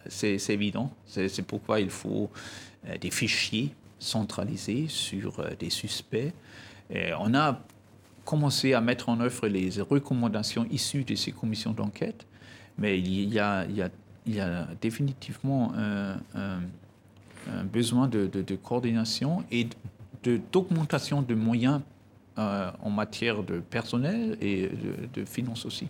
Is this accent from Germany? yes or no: yes; Germany; chez nous en Allemagne